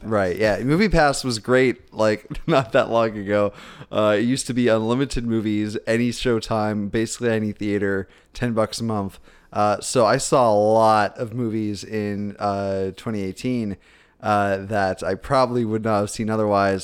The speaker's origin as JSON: {"language": "English", "town": "Spartanburg", "region": "South Carolina", "country": "United States", "tie": "born or raised there", "also_born_or_lived": "Orlando, Florida", "said": "I was born in Florida, but I, I, spent most of my formative years in South Carolina"}